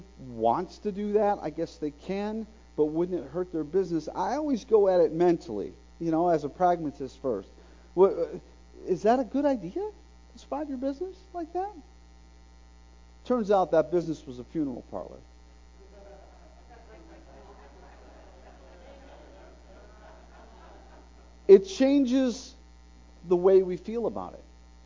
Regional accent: Bradenton, Florida, United States; now in Oak Ridge, United States; That's Bradenton, Florida, my hometown

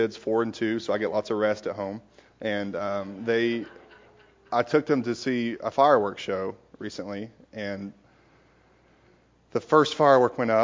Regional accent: Knoxville, Tennessee, United States; I am from born and raised in Knoxville

